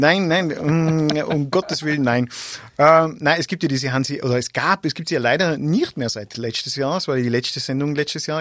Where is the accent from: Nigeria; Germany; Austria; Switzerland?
Austria; Grins, Tyrol; ich komm aus Grinz bei Landeck, also Oberland